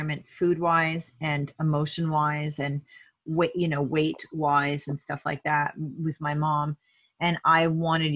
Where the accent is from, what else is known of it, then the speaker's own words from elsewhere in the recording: Vermont, United States; moved away as an adult; also born or lived in Alaska; I grew up in Vermont, well, high school in Vermont, and then lived 10 years in Alaska.